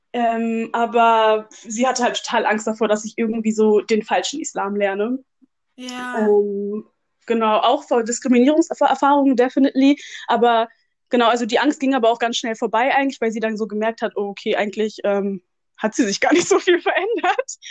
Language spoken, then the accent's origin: German; Germany; Ich bin in Deutschland geboren.